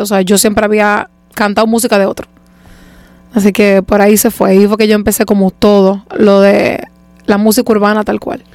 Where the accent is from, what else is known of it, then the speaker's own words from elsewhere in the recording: Santo Domingo, Distrito Nacional, Dominican Republic; Yo soy de Leperilla. Yo nací por la zona universitaria y eventualmente me mudaron, a, me mudaron, no voy a decir que me mudé porque yo no me mudé nada, a mí me mudaron a los tres meses de edad para de Y desde entonces he sido de la esperilla.